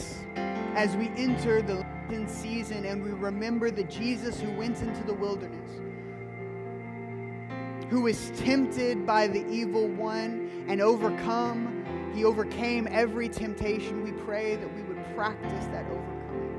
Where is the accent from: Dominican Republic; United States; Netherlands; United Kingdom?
United States; Midwest; I'm a Midwesterner through and through